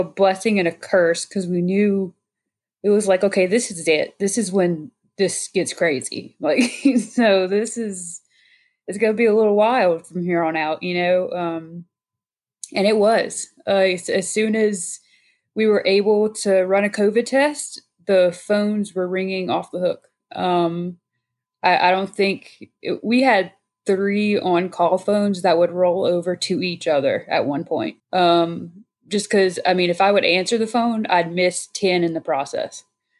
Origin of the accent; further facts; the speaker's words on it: Avoyelles Parish, central Louisiana, United States; one of which is my home parish, born and raised in Voiles